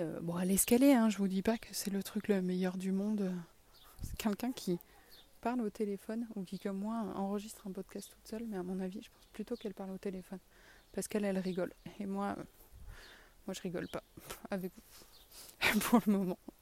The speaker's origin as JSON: {"language": "French", "region": "south-west France", "country": "France", "accent": "sud-ouest (south-west)", "said": "mon accent du sud-ouest"}